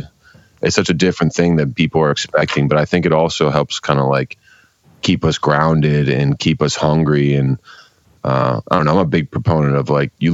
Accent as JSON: {"language": "English", "town": "Pittsburgh", "region": "Pennsylvania", "country": "United States", "tie": "born or raised there", "moved": "yes", "lives_now": "Cleveland, United States", "said": "I grew up in Pittsburgh. I have a bunch of family in Buffalo, and then I've lived in Cleveland about half my life now"}